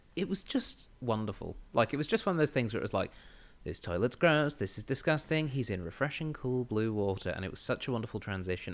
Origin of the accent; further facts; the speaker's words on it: England, United Kingdom; moved away; I grew up in England in the nineties.